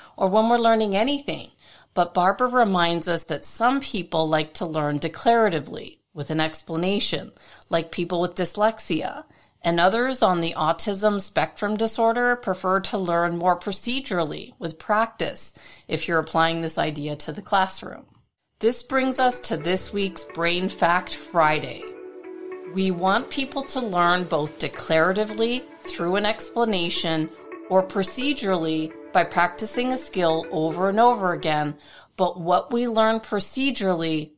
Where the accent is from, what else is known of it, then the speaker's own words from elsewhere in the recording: Toronto, Ontario, Canada; my hometown of Toronto, Canada